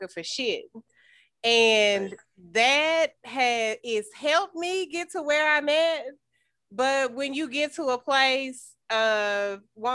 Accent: Greeneville, Tennessee, United States; now in Nashville, United States; I'm from Greenville, Tennessee

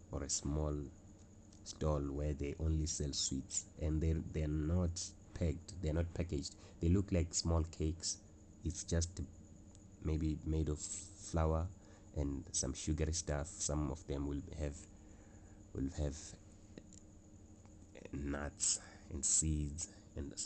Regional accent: South Africa; as a South African in South Africa

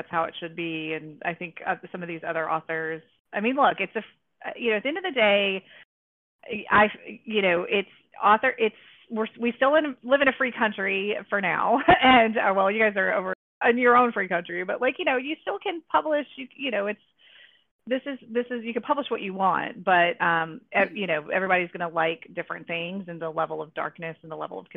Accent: North Carolina, United States; moved away; I grew up in the South I grew up in North Carolina, which is like in this like Bible Belt town

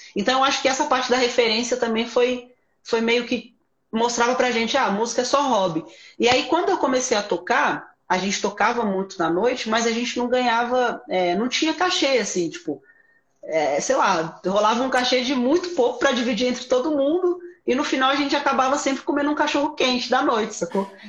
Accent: Sobradinho, Federal District, Brazil; eu sou de Brasília, é, sou de Sobradinho, né, uma cidade satélite aqui de Sobradinho

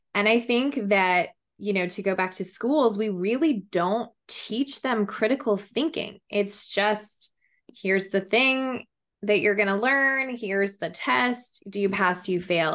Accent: Colorado, United States; now in Austin, United States; I'm from Colorado, but I live in Austin, Texas

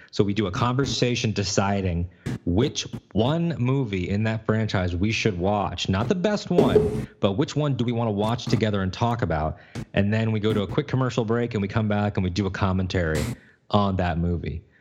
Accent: Connecticut, United States; I was born in Connecticut

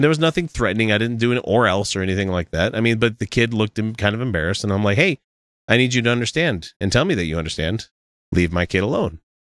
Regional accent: Utah, United States; we hail from the America's most quirky theocracy, Utah

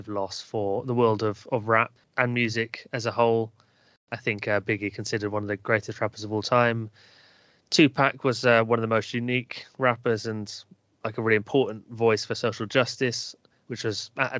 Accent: Northwest Wiltshire, South West England, United Kingdom; accent: Northwest Wiltshire; my Northwest Wiltshire accent

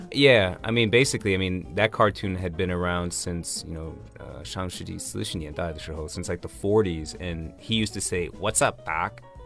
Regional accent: Washington, District of Columbia, United States; my hometown DC

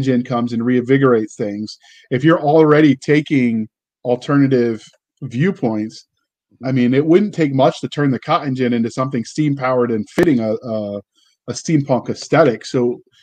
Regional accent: Virginia, United States; growing up in Virginia

